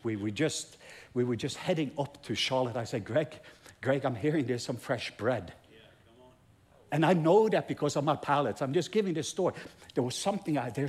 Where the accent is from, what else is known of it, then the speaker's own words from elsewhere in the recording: Norway; English is a second language; I'm Norwegian, English is my second language